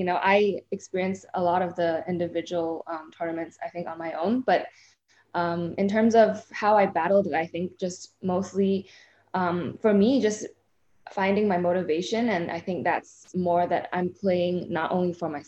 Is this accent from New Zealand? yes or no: no; Hong Kong; moved away as an adult; also born or lived in Middletown, Connecticut, United States; playing juniors growing up in Asia, like, everything was more individual. Like, there's nothing really that was really a team event, or even if we did travel as a team, like playing for Hong Kong